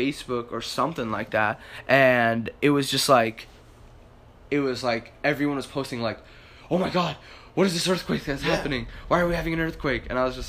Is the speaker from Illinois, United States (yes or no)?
no; Arizona, United States; because we were both born and raised in Arizona.